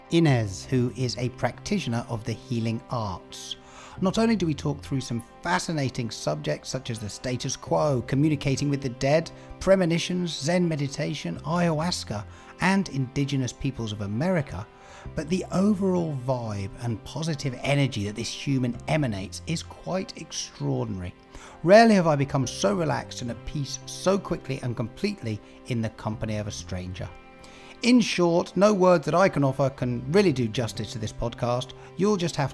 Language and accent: English; Wales, United Kingdom; also born or lived in London / Manchester / Spain; now in San Francisco, United States; I am from the UK. I was born in Wales and lived most of my life in the UK and in London and Manchester.